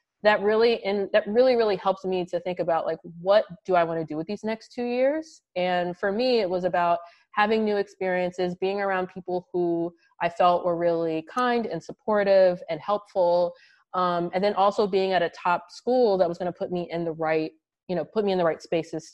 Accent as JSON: {"language": "English", "town": "Baltimore", "region": "Maryland", "country": "United States", "also_born_or_lived": "Washington, D.C.", "moved": "yes", "said": "I'm originally from Baltimore, Maryland."}